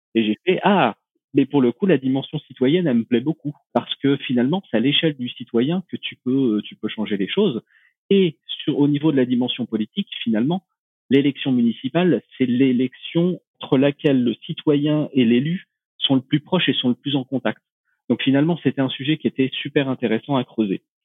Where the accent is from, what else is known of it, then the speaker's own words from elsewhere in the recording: Normandy, France; moved away as an adult; ma Normandie natale